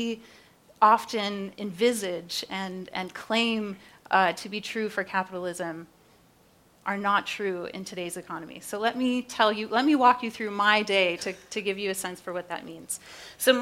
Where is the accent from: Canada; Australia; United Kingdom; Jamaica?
Canada; now in United States; I'm Canadian originally